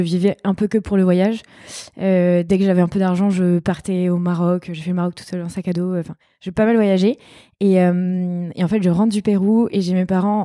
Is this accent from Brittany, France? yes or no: no; countryside near Angers, Pays de la Loire, France; now in Bordeaux, France; J'ai grandi dans la campagne à Angers, dans un tout petit village de 2000 habitants